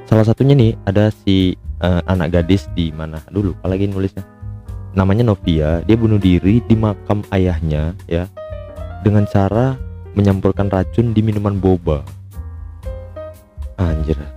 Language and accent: Indonesian; Medan, North Sumatra, Indonesia; aku tahu aja ya buka-bukaan aja karena kan aku orang Medan dan pengguna angkot juga sejak lama